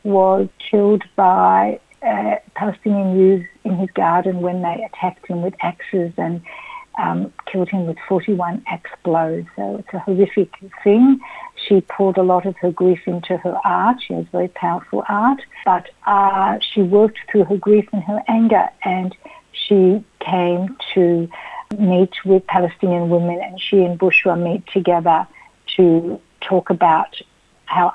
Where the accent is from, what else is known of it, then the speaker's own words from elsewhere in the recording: Melbourne, Victoria, Australia; also born or lived in Israel; I was born here in Melbourne, but I've always been very connected to Israel.